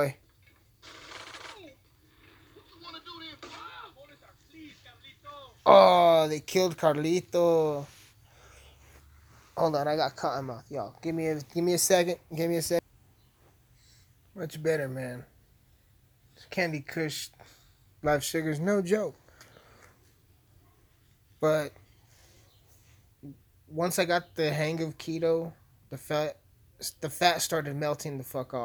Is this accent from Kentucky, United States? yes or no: no; San Luis Valley, Colorado, United States; we're from the San Luis Valley. We're fucking Hispanic